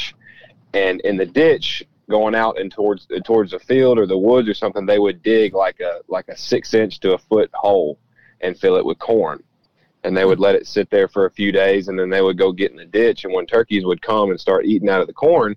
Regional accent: Tennessee, United States; in Tennessee, in my home state

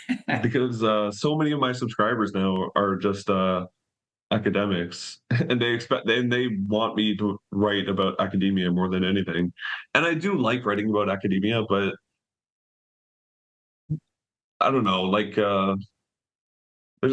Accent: Canada; moved away as an adult; I'm Canadian

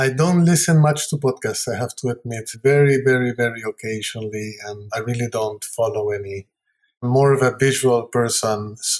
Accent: Lima, Peru; now in United States; I've been living here longer than I have in Peru.

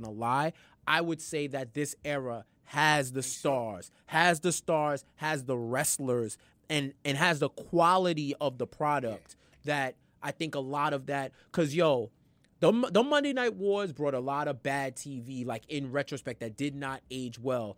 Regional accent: New York, United States; I'm from New York

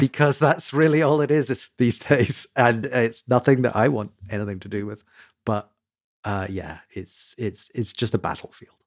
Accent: United Kingdom; I'm a Brit

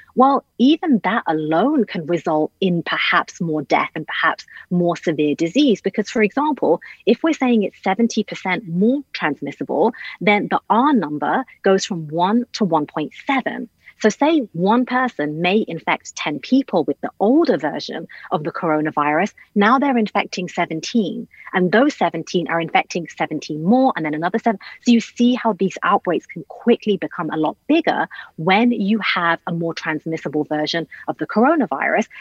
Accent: United Kingdom; I'm British

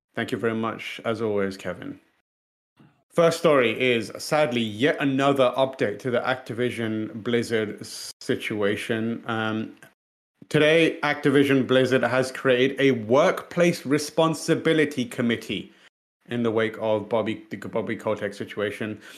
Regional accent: United Kingdom; British people

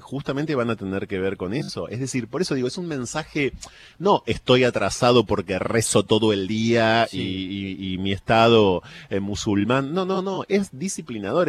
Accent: Argentina; me reconozco como argentino

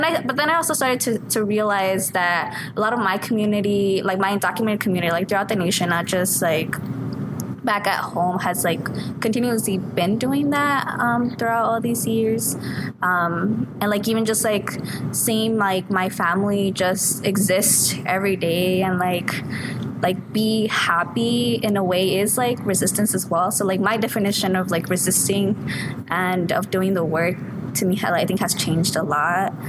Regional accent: Thornton, Colorado, United States; also born or lived in Mexico; I'm originally from Mexico, but I grew up in Thornton, Colorado

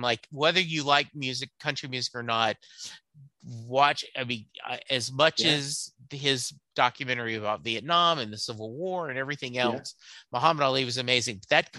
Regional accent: Louisiana, United States; moved away as an adult; now in Dallas, United States; my parents growing up in Louisiana, we're not sports fans, so I did not grow up having that.

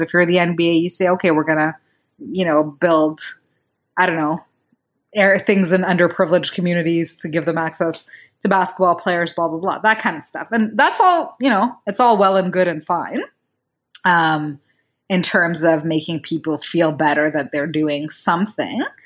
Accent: Rwanda; I come from Rwanda, which is a country in Central Africa

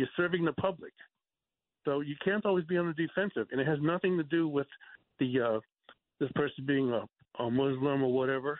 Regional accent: New York City, New York, United States; now in Texas, United States; I was born in New York. I went to Cardoza High School in Bayside, class of 71.

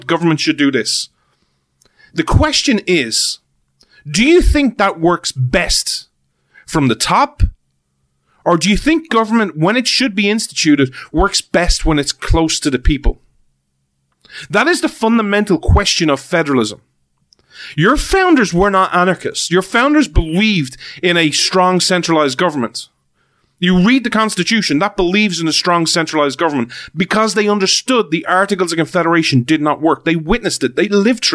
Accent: Ireland; that's where I'm from.

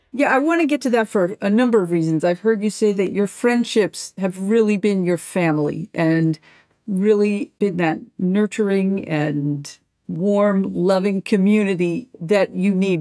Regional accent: New York, United States; I'm a New Yorker.

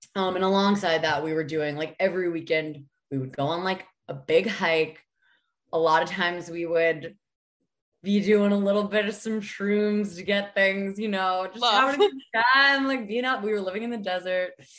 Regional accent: New Hampshire, United States; moved away as an adult; now in Los Angeles, United States; I'm from New Hampshire. I was raised in the woods

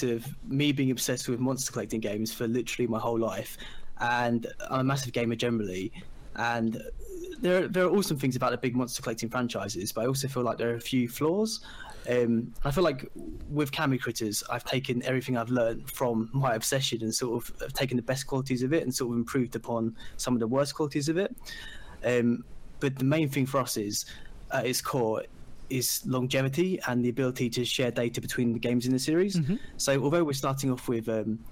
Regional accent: England, United Kingdom; I'm from England and I'm a games designer

